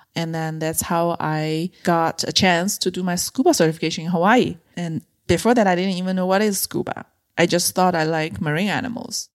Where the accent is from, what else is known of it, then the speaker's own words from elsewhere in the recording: China; moved away as an adult; also born or lived in Beijing; I grew up in a mid-size city in China